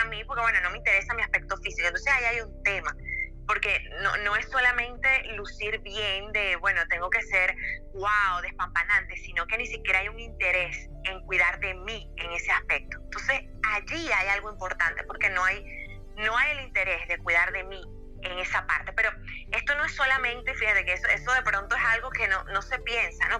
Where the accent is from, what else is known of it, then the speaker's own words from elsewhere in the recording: Venezuela; moved away; En mi país